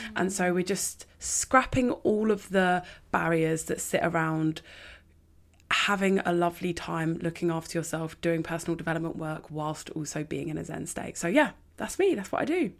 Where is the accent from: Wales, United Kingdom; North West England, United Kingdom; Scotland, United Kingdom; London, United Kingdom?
London, United Kingdom; I grew up in North London on the outskirts